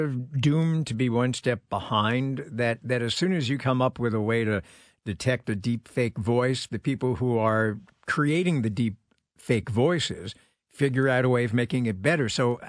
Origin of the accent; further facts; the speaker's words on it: New York, United States; Now, you know, I come from New York, and when we talked about organized crime in New York